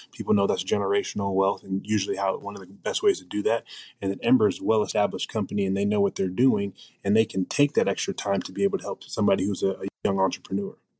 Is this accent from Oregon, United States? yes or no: yes; Portland, Oregon, United States; I grew up in Portland, Oregon